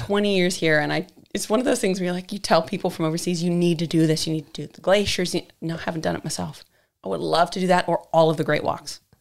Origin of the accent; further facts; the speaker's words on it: San Diego, California, United States; also born or lived in Missouri / London; now in New Zealand; the small town I grew up in in San Diego was right on the border with Mexico